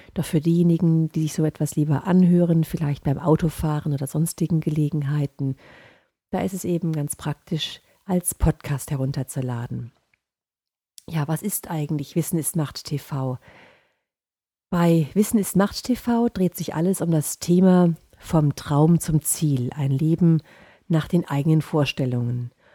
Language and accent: German; Offenbach, Hesse, Germany; now in Bavaria, Germany; ich komme ursprünglich aus Offenbach